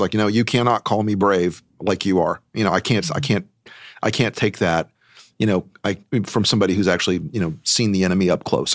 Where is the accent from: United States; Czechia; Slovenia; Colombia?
United States; as an American